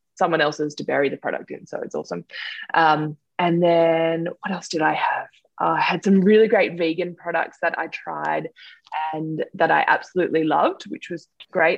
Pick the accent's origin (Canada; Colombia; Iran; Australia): Australia; Sutherland Shire, New South Wales; I grew up in the Sutherland Shire in New South Wales.